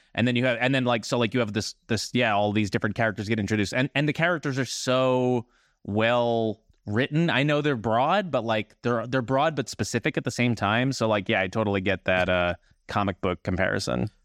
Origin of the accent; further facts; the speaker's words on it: New Jersey, United States; I'm from New Jersey as well